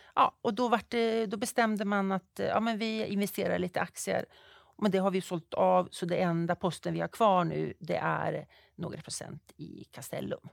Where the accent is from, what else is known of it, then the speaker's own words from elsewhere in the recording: Fagersta, Västmanland, Sweden; moved away as an adult; also born or lived in Uppsala / Stockholm; Jag är född uppvuxen i Fagersta, bruksbygd.